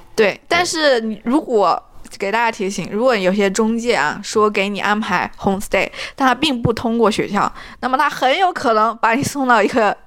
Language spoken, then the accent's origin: Chinese; China; now in Canada; 考虑到我是中国人